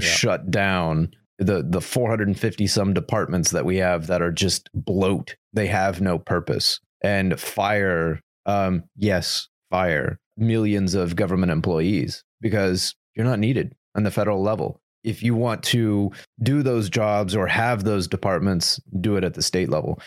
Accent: United States; as an American

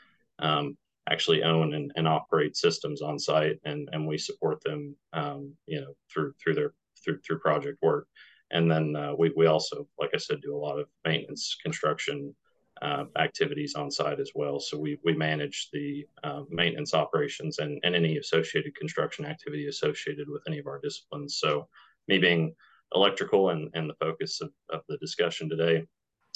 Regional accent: Knoxville, Tennessee, United States; also born or lived in Colorado; born and raised in Colorado. Lived there until I was about 8 years old, and then my family relocated here to Tennessee

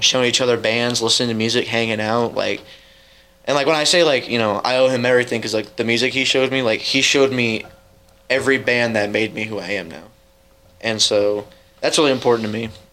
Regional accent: Edgerton, Missouri, United States; born or raised there; also born or lived in Kansas City, Missouri / Dearborn, Missouri

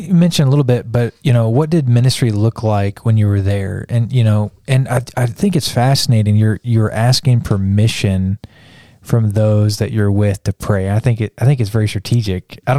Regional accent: Kansas, United States; now in Texas, United States; where I grew up in Kansas

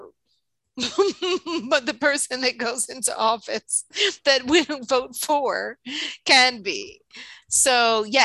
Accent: New York, United States; moved away; I grew up born and raised in New York.

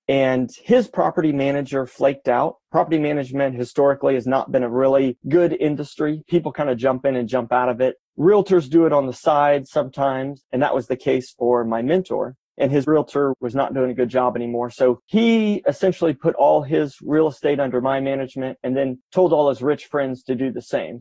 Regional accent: Kansas City, United States; grew up in Kansas City. I lived 10 minutes from the house I grew up in.

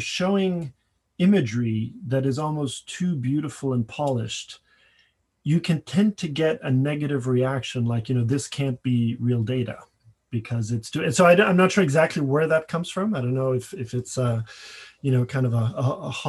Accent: Paris, Île-de-France, France; moved away as an adult; When I came here from Paris, where I grew up, to go to undergraduate

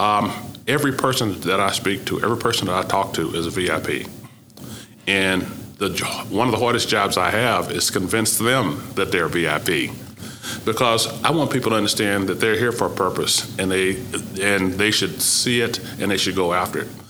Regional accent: Oklahoma, United States; moved away as an adult; my growing up in Oklahoma, even in segregation, had never caused me to not feel comfortable

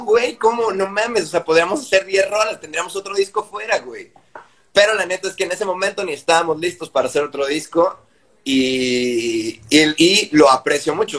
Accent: Guadalajara, Jalisco, Mexico; moved away; yo crecí en Guadalajara

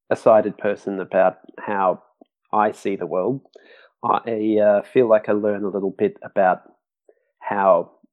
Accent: Brisbane, Queensland, Australia; now in Melbourne, Australia; I'm in Melbourne, but I grew up in Brisbane, which is in Queensland, up in the northeast corner of Australia

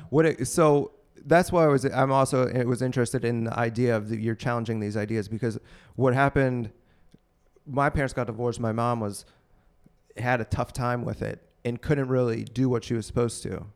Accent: Pittsburgh, Pennsylvania, United States; moved away; also born or lived in Maryland; I'm from Pittsburgh

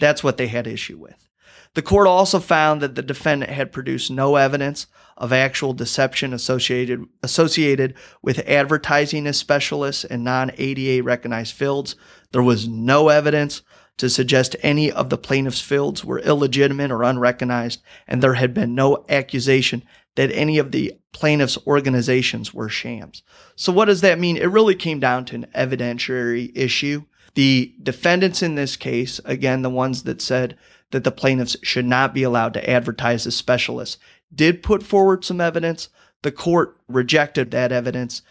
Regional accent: Rock Island, Illinois, United States; moved away as an adult; now in Saint Louis, United States; I'm originally from Rock Island, Illinois

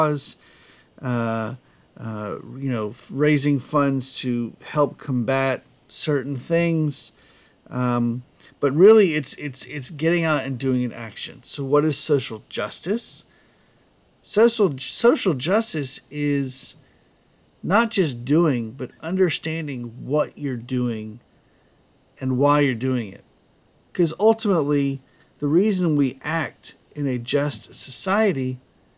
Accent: United States; I am an American and I am proud to be an American

